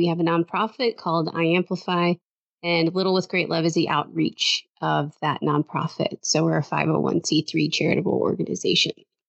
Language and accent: English; Detroit, Michigan, United States; now in Austin, United States; We grew up in the Metro Detroit area, but I actually, live in Austin, Texas.